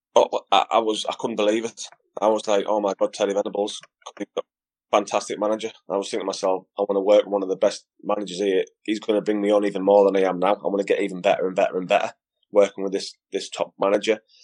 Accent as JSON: {"language": "English", "town": "Middlesbrough", "region": "North East England", "country": "United Kingdom", "tie": "born or raised there", "said": "my hometown team"}